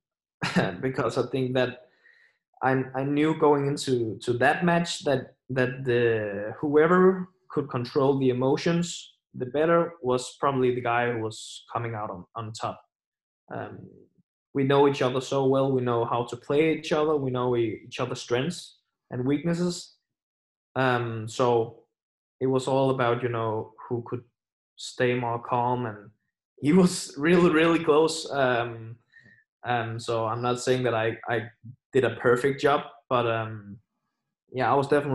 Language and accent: English; Aarhus, Central Denmark Region, Denmark; my hometown Aarhus